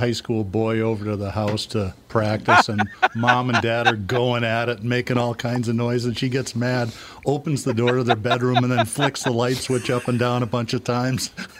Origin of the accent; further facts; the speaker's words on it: Minnesota, United States; I'm a Minnesota boy.